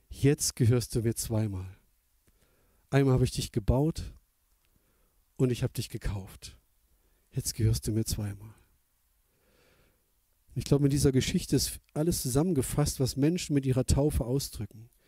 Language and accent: German; East Germany, Germany; Ich bin ja im Atheismus groß geworden, in, in der ehemaligen DDR, da hat man gar nicht von Gott gehört.